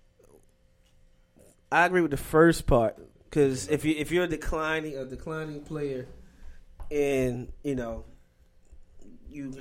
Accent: Baltimore, Maryland, United States; I'm from Baltimore

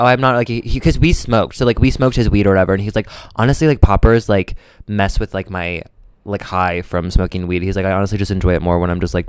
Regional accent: Midwest, United States; I'm from the Midwest

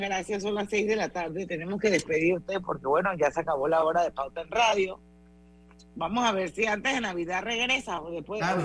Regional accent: Panama; la cultura que tenemos como panameños

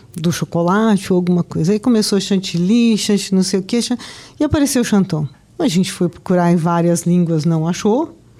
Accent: Campinas, São Paulo, Brazil; moved away as an adult; now in Campo Grande, Brazil; não sou daqui, eu sou de Campinas. A minha família é de Campinas.

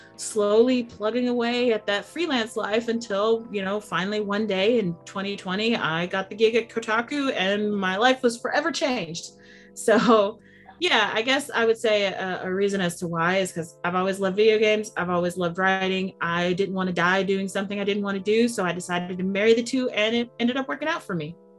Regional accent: United States; I'm I'm from the United States

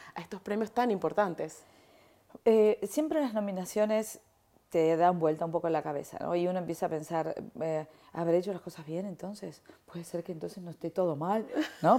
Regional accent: Argentina; moved away; soy argentina

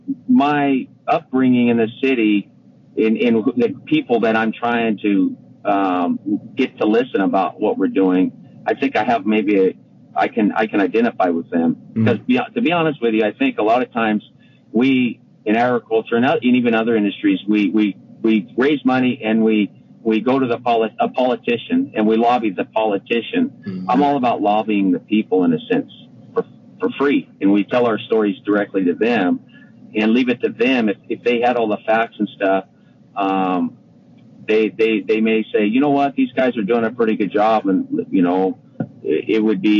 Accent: Madera, California, United States; I grew up in Madera, but we had family friends in Dos Palos

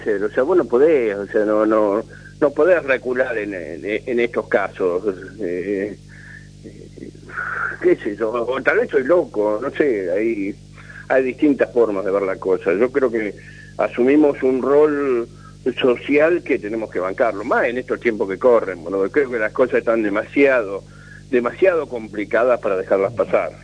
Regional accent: Buenos Aires, Argentina; moved away; yo nací en Buenos Aires, me crié en Buenos Aires

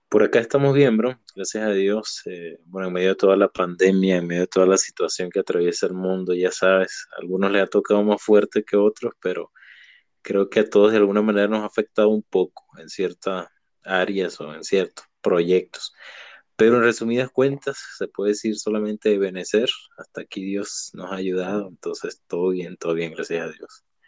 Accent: Venezuela; moved away; mi país natal, Venezuela

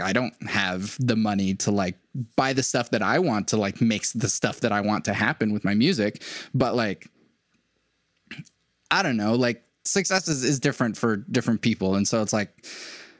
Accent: Venezuela; moved away; I'm an immigrant from Venezuela

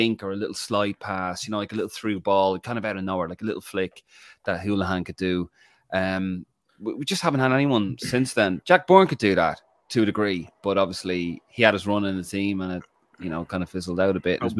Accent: Ireland; I'm an Irish rugby fan. Remember the 1990s rugby? Irish rugby was horrible. Now we were great.

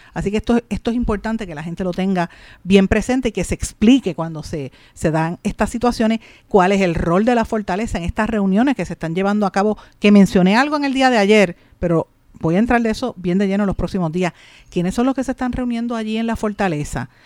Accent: Puerto Rico; nosotros tenemos que entender como puertorriqueños

